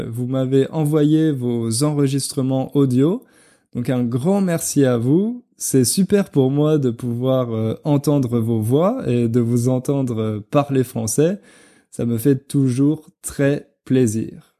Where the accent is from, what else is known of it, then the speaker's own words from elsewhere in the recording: France; en tant que français